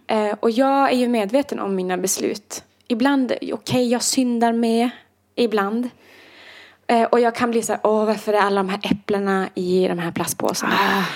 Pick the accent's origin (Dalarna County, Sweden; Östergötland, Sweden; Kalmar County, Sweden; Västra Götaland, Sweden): Dalarna County, Sweden; Idre; moved away; nu ska jag hem till Idre i två veckor